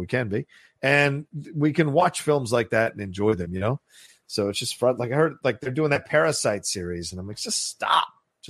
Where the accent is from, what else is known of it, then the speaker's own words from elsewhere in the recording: United States; I'm an American.